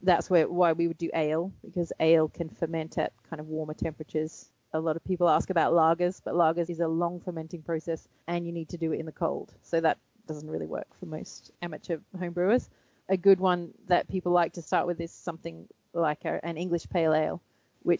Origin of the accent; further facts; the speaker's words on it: Australia; moved away; I'm Australian.